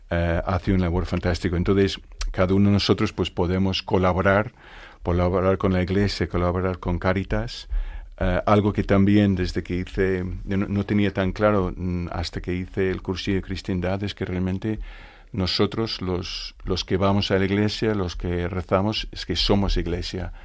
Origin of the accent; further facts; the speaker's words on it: Northern Ireland, United Kingdom; Spanish is a second language; moved away as an adult; now in Spain; soy irlandés, de Irlanda del Norte. Eh, llevo 36 años ya viviendo en España